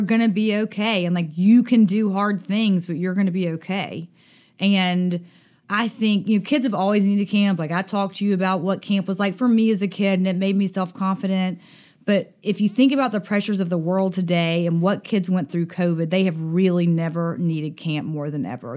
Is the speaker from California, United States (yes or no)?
no; Dothan, Alabama, United States; I grew up in Dothan, Alabama